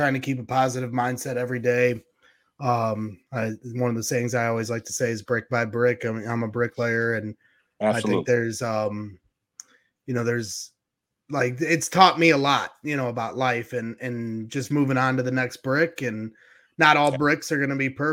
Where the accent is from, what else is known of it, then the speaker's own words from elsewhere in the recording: Crown Point, Indiana, United States; I'm from Crown Point, Indiana. We call it the region around here.